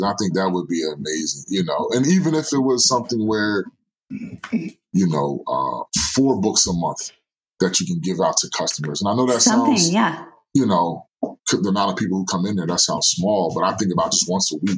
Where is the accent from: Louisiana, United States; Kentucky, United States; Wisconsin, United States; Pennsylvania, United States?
Pennsylvania, United States; Norristown; moved away; my hometown is about 15, 20 minutes away